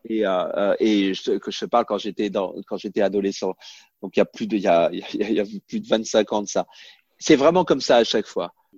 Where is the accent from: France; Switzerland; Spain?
France; moved away as an adult; now in United States; on est français